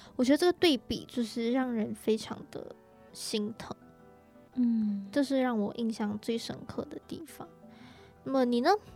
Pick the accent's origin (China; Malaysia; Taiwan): Malaysia; 像我本身来自马来西亚，嗯。那我是华人